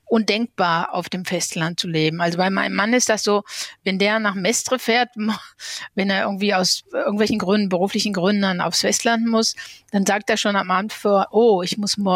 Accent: North Rhine-Westphalia, Germany; ich meine, ich bin im Ruhrgebiet aufgewachsen. Ich hatte in Paris unter anderem studiert und ich wollte eben nach Paris wieder zurückkehren.

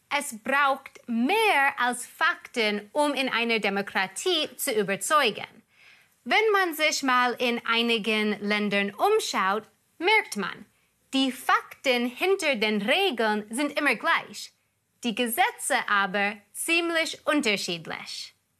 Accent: United States; moved away as an adult; now in Germany; Da komme ich her, aus den USA

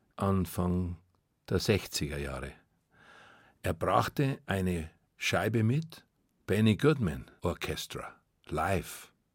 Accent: Munich, Bavaria, Germany; Ich war in München, ich bin in München und ich bleibe in München. Das ist meine Heimat

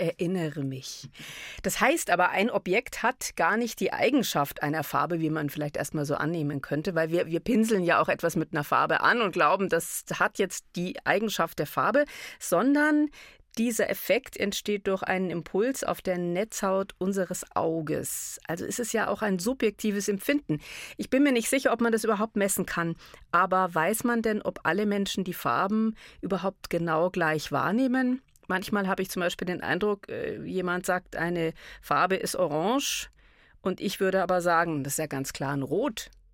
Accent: Bavaria, Germany; bei uns in Bayern

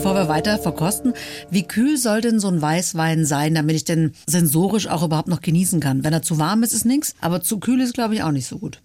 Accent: Swabia, Germany; Ich als Schwäbin

